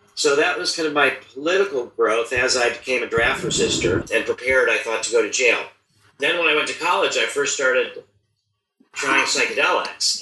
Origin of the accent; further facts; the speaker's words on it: United States; I was born in the United States in 1953